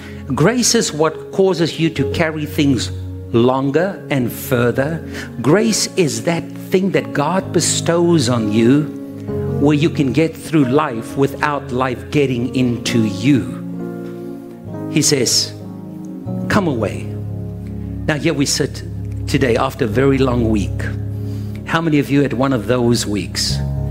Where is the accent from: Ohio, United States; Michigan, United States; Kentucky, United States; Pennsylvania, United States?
Ohio, United States; born there; I was born in Ohio.